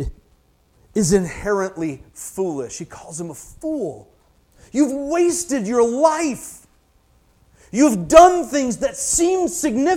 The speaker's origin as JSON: {"language": "English", "region": "Michigan", "country": "United States", "said": "I'm from Michigan, I say futile"}